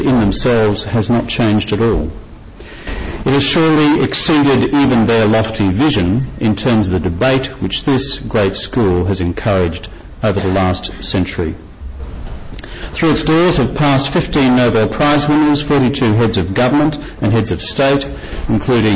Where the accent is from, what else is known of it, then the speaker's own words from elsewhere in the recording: Australia; I'm from Australia